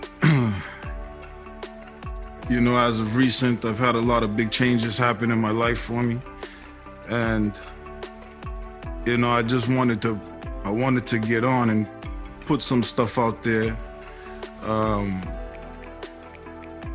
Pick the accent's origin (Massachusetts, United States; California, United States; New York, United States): Massachusetts, United States; Boston; I was born 1980 in Boston, Mass.